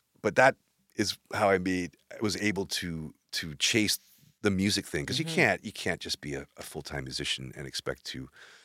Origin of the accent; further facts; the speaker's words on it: Maple Ridge, British Columbia, Canada; also born or lived in Vancouver; now in Kamloops, Canada; I grew up in Maple Ridge.